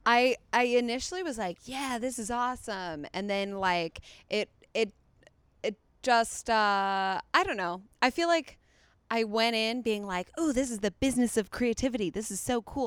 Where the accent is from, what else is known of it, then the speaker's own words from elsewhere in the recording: Chicago, Illinois, United States; moved away; also born or lived in East Coast / Australia / England; From Chicago